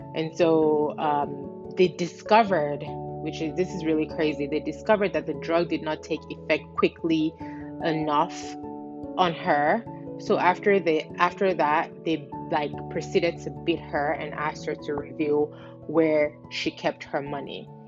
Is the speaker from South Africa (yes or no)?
no; Nigeria; in my home country, um, Nigeria, which is in West Africa